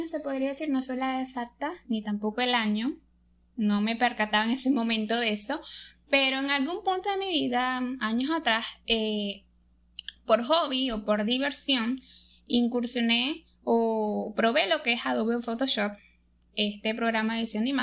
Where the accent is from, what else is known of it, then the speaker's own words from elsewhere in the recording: Venezuela; Soy de Venezuela.